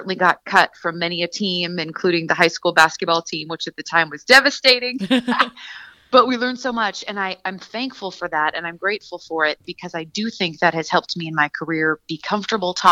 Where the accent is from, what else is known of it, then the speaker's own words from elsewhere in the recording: Seattle, Washington, United States; moved away as an adult; also born or lived in Santa Barbara, California; born and raised in Seattle, Washington